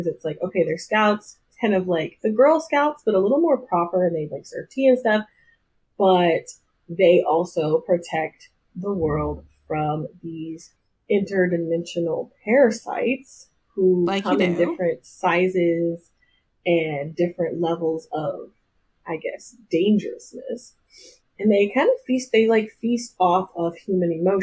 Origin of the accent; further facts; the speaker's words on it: the South, United States; I'm from the South